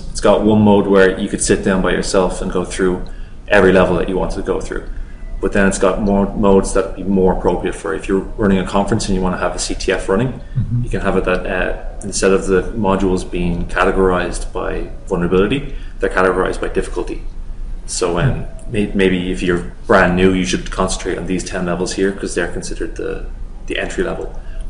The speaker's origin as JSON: {"language": "English", "town": "Dublin", "region": "Leinster", "country": "Ireland", "said": "We're both from Dublin, back in Ireland."}